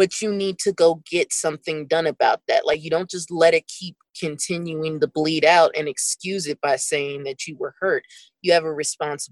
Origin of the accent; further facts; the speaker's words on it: Pennsylvania, United States; I'm from Pennsylvania